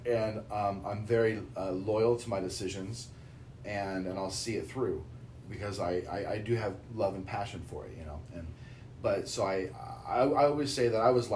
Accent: Boise, Idaho, United States; moved away as an adult; also born or lived in Orange County, California; I grew up very sheltered in Boise, Idaho, in the 90s.

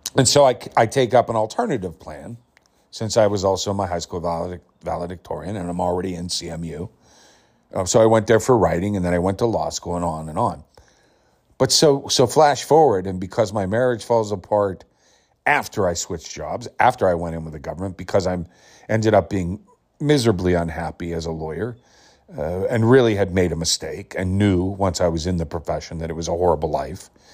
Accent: Pittsburgh, Pennsylvania, United States; I was born in the Pittsburgh area, right where Carnegie Mellon was. And I was well regarded and renowned through high school and my younger years for my performing and acting

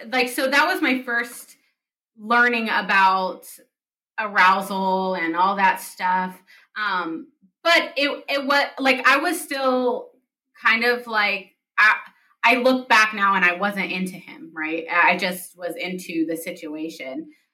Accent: United States; also born or lived in Palestine; I grew up in the United States and like I'm an American

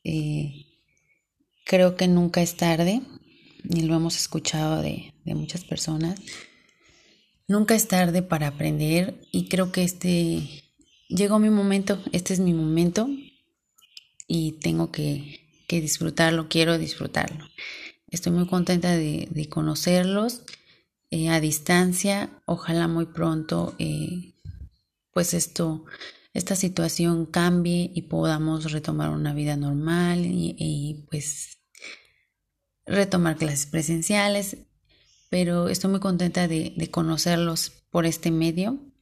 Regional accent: Córdoba, Veracruz, Mexico; Yo soy de Córdoba, Veracruz, en un pueblito llamado El Porvenir

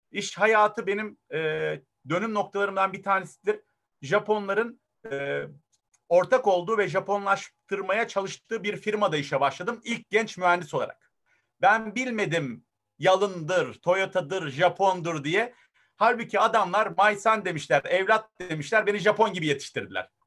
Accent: Bafra, Samsun, Turkey; moved away as an adult; also born or lived in Germany; E, ee, 78 Almanya doğumluyum. 40 günlükken Samsun Bafra'ya geldim. Dönüşümün babasını yaşadım. Anneden babadan babaanneye dedeye. Sonra lise sona kadar Alm Bafra'da yetiştim.

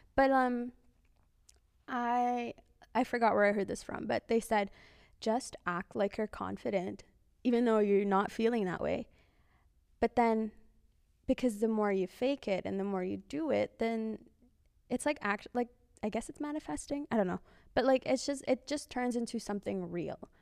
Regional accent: Philippines; I'm Filipino

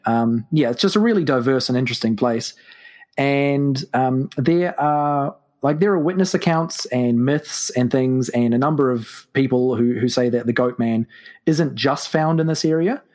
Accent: New Zealand; I am from New Zealand, which is why, to your listeners, uh, I probably sound very strange.

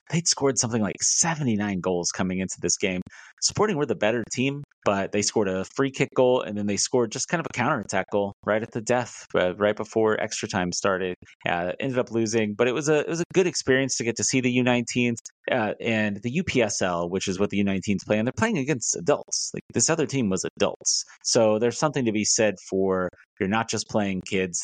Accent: Sedalia, Missouri, United States; now in Kansas City, United States; I'm not from Kansas City. I'm from Sedalia

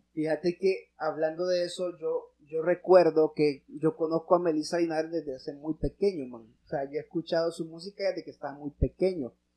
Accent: Honduras; nosotros como hondureños

